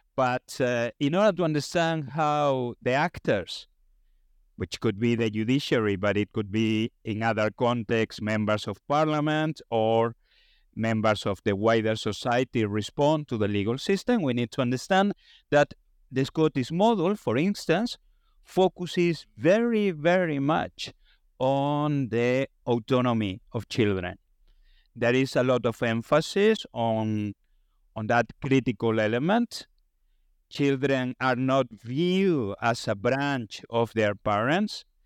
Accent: Spain; moved away; I come from Spain

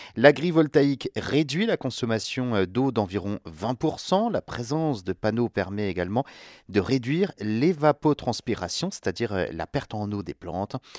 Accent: France; chez nous en France

